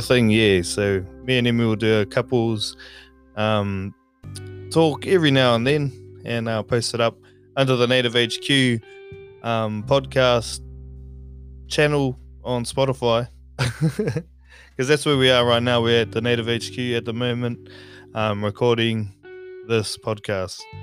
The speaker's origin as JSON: {"language": "English", "country": "New Zealand", "tie": "born or raised there", "also_born_or_lived": "Kauri / Makatu", "moved": "as an adult", "lives_now": "Australia", "said": "I'm from New Zealand, from Kauri, um, but I was brought up in Makatu as well. So technically, I don't know where I'm from"}